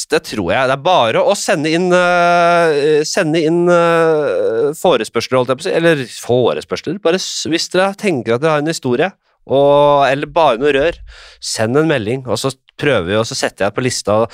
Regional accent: Drammen, Buskerud, Norway; Jeg er fra Drammen

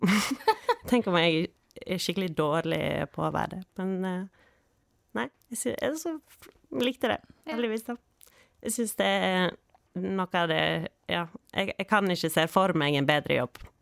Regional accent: Kyrkjebø, Vestland, Norway; now in Balestrand, Norway; jeg eh, er født på Kyrkjebø

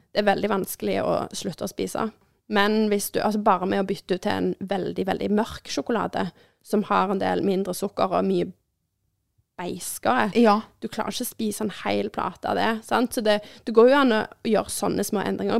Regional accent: Norway; vi er nordmenn

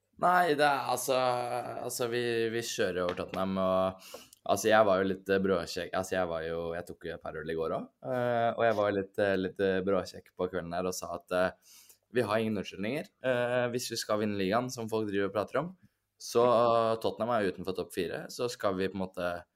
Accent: Norway; fra Drammen, 40 minutter unna der jeg vokste opp

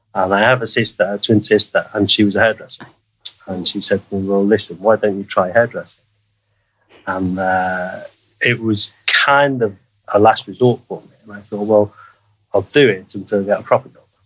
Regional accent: Liverpool, North West England, United Kingdom; moved away as an adult; also born or lived in Spain; now in Norway; I grew up in Liverpool in the 1970s and 1980s

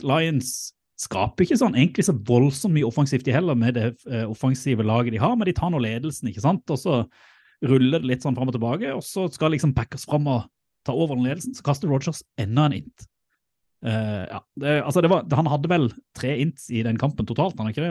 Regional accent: Sørlandet, Norway; moved away; jeg er jo sørlending

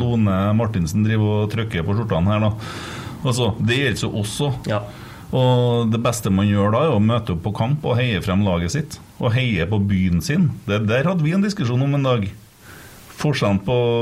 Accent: Trøndelag, Norway

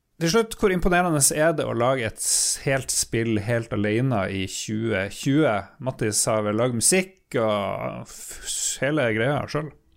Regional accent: Northern Norway, Norway; accent: approximately North Norwegian; min egen dialekt

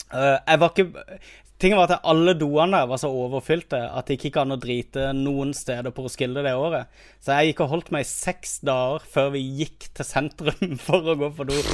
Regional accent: Kristiansand, Agder, Norway; moved away; jeg har vært hjemme i Kristiansand

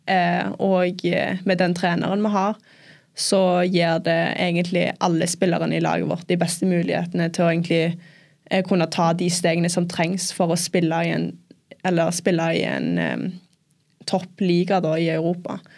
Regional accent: England, United Kingdom; born there; jeg ble født i England

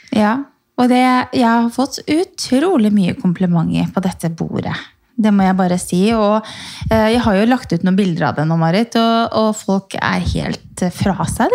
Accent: Norway; hjemme i Norge

